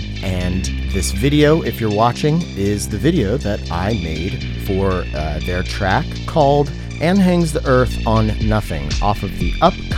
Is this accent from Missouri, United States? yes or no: no; Tacoma, Washington, United States; around my hometown of Tacoma and a little bit in Seattle